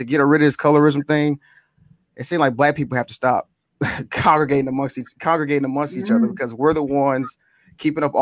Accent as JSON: {"language": "English", "region": "Mississippi", "country": "United States", "said": "I'm from Mississippi too"}